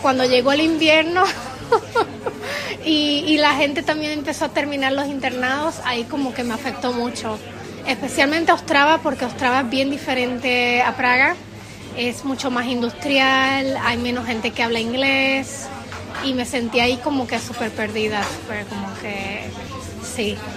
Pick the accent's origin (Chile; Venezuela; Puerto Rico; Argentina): Puerto Rico; moved away as an adult; also born or lived in Mexico; now in Prague, Czechia; Nací en México y estuve ahí hasta los ocho años y después nos fuimos a vivir a Puerto Rico